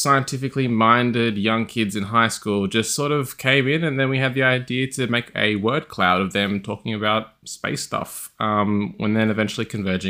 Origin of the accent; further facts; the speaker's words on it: Australia; now in Sweden; it gets a bit lonely being an Australian